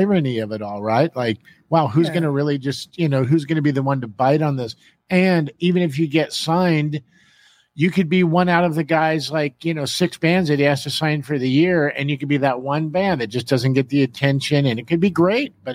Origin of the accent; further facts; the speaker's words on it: Los Angeles, California, United States; what I grew up with in Hollywood